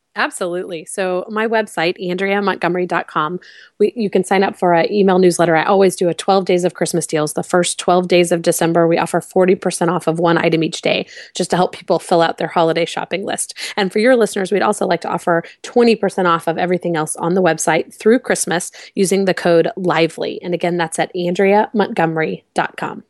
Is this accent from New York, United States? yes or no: no; Houston, Texas, United States; moved away as an adult; also born or lived in San Francisco; I grew up in Houston, but we're recently back.